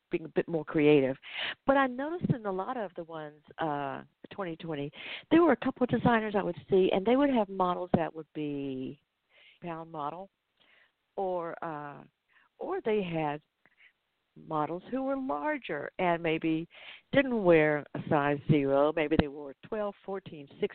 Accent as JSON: {"language": "English", "town": "Atlanta", "region": "Georgia", "country": "United States", "tie": "born or raised there", "said": "that's in my hometown"}